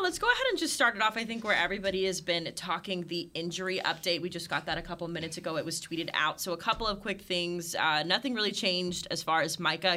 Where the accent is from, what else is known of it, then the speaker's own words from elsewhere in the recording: Red Oak, Texas, United States; moved away as an adult; also born or lived in Great Falls, Montana / Alabama / Miami; I grew up uh, right down the road in Red Oak, Texas